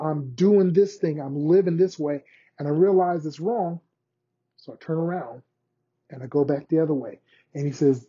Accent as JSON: {"language": "English", "country": "United States", "said": "we as Americans"}